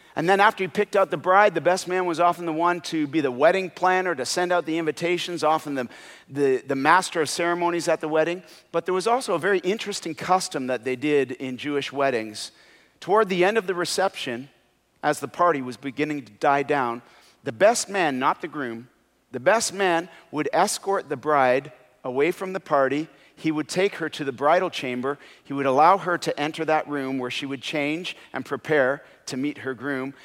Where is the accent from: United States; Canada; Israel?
Canada; when I wasn't playing hockey, because I'm from Canada